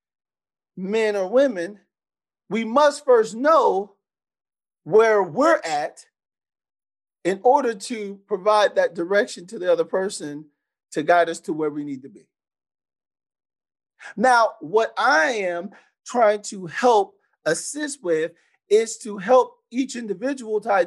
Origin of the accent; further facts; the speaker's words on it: San Antonio, Texas, United States; how I was raised. So I'm from San Antonio, Texas